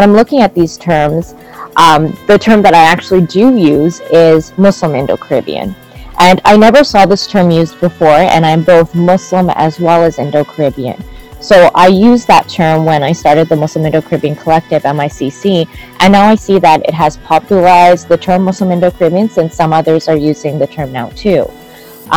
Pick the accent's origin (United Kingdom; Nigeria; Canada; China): Canada; Montreal, Quebec; now in Toronto, Canada; So I grew up in Canada, specifically Jojoge, colonially known as Canada, Montreal. I now live in Toronto